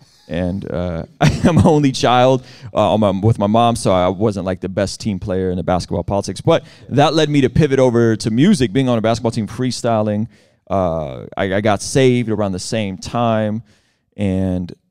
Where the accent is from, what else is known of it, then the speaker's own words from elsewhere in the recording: San Diego, California, United States; also born or lived in Baku, Azerbaijan / Moscow, Russia; I grew up in San Diego, very different San Diego than it is now in the early 90s